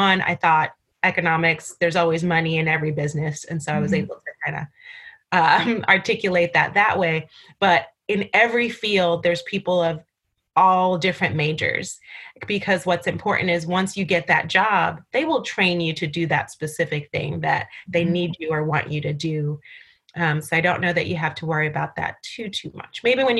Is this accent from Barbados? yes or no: yes; Barbados; And I went to Barbados, my hometown, where I was born.